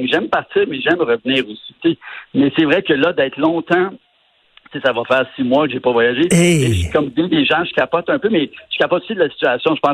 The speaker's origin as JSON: {"language": "French", "town": "Montreal", "region": "Quebec", "country": "Canada", "said": "Ah, tu sais, en tant que Québécois, de Montréalais et de Québécois, on avait des préjugés."}